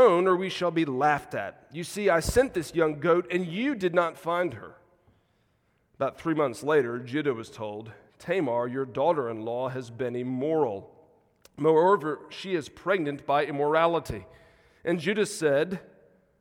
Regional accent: South Carolina, United States; moved away as an adult; also born or lived in Mississippi; now in Chattanooga, United States; Grown up most of my life in South Carolina and Deep South

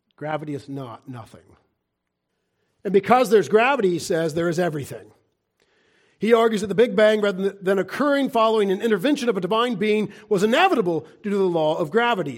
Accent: United States; as an American

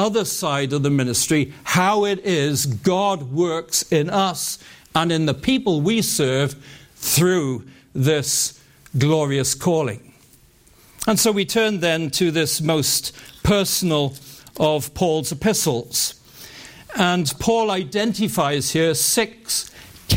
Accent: United Kingdom; growing up in the United Kingdom

